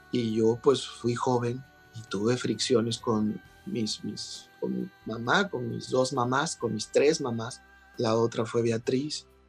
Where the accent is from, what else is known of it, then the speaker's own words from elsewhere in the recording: Mexico; somos los mexicanos